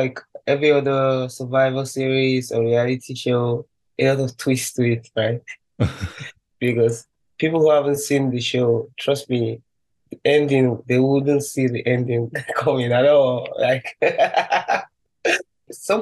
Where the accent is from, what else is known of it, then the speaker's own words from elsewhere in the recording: Abuja, Federal Capital Territory, Nigeria; moved away as an adult; also born or lived in Enugu State / northern Nigeria / South Korea; I grew up in Abuja, this capital city